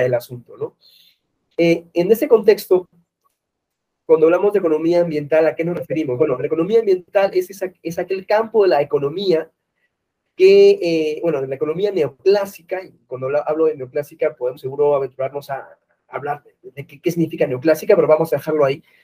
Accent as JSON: {"language": "Spanish", "country": "Peru", "moved": "yes", "lives_now": "Mexico City, Mexico", "said": "Vivo acá en México, pero eh, soy de Perú"}